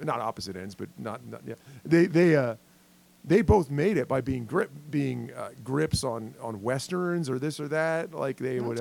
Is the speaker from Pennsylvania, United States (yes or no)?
yes; Pennsylvania, United States; I'm from Pennsylvania